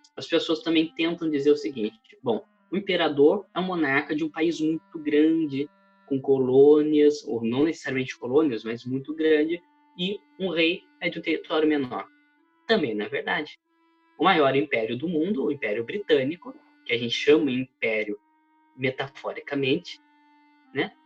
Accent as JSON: {"language": "Portuguese", "region": "interior of São Paulo", "country": "Brazil", "said": "Eu venho do interior de São Paulo"}